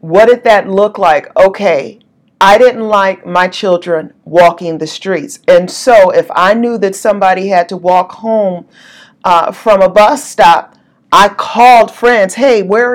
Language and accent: English; Southern California, United States; moved away; I was born and raised in Southern California